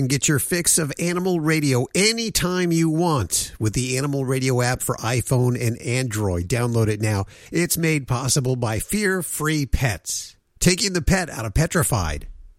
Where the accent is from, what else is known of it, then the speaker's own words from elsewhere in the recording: Denver, Colorado, United States; I was born and raised in Denver, Colorado.